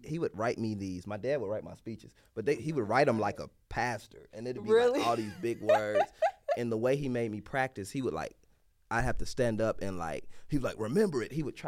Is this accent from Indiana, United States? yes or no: yes; Gary, Indiana, United States; moved away as an adult; also born or lived in Nashville, Tennessee; now in Chicago, United States; my story is I grew up in Gary